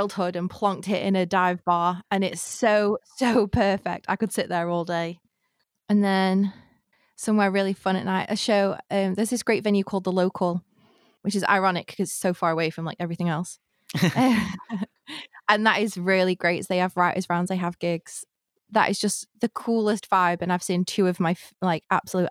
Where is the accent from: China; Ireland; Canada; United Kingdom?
United Kingdom; Blackpool, North West England; my hometown does, which is Blackpool